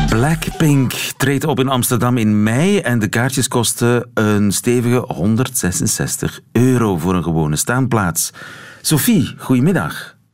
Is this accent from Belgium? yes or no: yes; Flemish Ardennes, Flanders, Belgium; ik ben een kind van de Vlaamse Ardennen